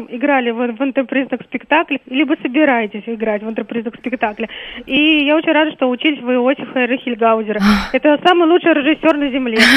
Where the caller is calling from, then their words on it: Moscow, Russia; я из Москвы.